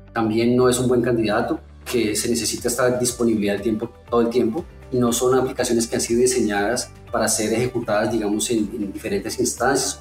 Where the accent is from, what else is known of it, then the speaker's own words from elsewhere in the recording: Colombia; now in São Paulo, Brazil; A pesar de estar en Brasil, yo soy colombiano